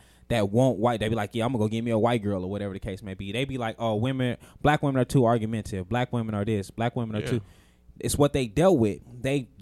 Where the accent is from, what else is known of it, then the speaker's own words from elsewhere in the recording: Las Vegas, Nevada, United States; we grew up we in Vegas.